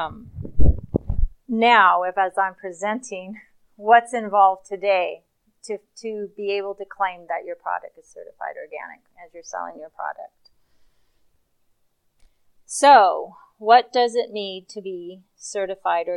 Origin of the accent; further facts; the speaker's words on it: Los Angeles, California, United States; moved away; I grew up in Los Angeles